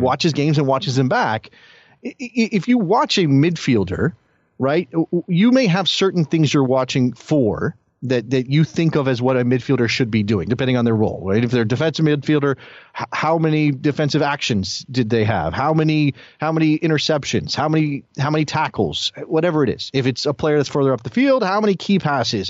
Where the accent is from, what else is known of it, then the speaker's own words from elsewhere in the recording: United States; me as an American soccer fan